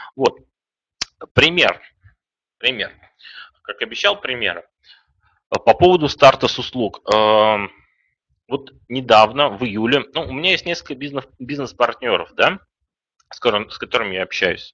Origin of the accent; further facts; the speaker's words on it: Kazan, Tatarstan, Russia; moved away; also born or lived in Saint Petersburg; Я сам из Казани, кстати.